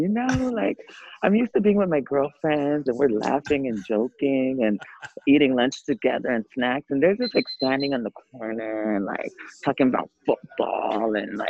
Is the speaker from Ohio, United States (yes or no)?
no; San Diego, California, United States; I'm from San Diego, California.